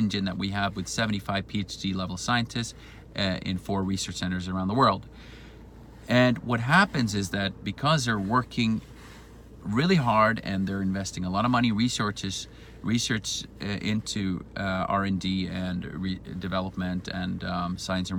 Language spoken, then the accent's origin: English; Sweden; also born or lived in Spain; I'm originally from Sweden.